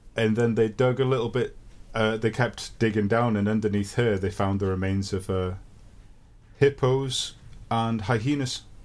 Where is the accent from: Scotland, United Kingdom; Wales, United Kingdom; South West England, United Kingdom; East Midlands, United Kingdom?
Wales, United Kingdom; Llandudno; Llandudno, my hometown.